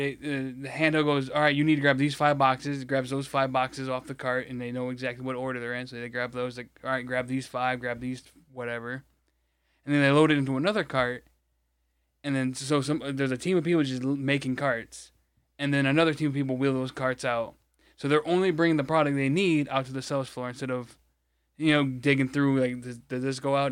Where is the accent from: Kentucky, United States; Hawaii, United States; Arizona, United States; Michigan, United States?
Michigan, United States; it's not my city, but it's, you know, my state